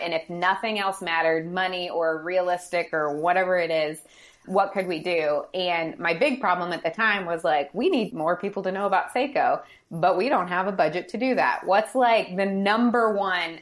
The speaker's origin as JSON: {"language": "English", "town": "St. Louis", "region": "Missouri", "country": "United States", "tie": "born or raised there", "said": "I grew up in St. Louis or right outside of St. Louis"}